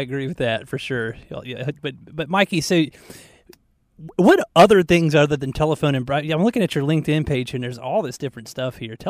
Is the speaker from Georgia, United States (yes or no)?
yes; Marietta, Georgia, United States; now in Charlotte, United States; I grew up in Marietta, Georgia.